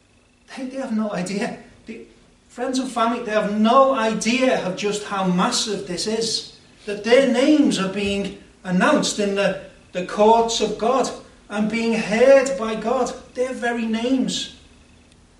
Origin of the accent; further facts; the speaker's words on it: Liverpool, North West England, United Kingdom; I also think of myself as British and Scouser.